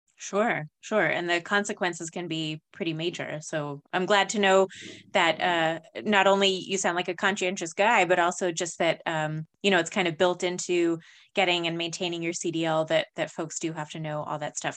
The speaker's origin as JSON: {"language": "English", "region": "New Mexico", "country": "United States", "tie": "born or raised there", "said": "growing up in New Mexico"}